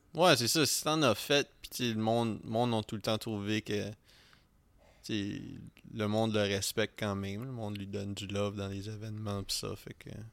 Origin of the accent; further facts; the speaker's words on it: Edmundston, New Brunswick, Canada; moved away; d'où moi et Philippe on vient